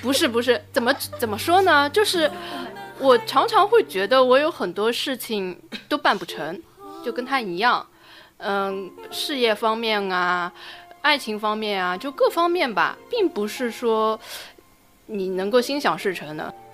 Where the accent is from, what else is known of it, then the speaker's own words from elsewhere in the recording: Shanghai, China; 我们上海人